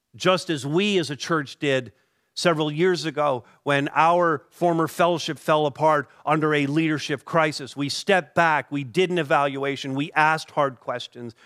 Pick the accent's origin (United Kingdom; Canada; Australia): Canada; we as Canadian Christians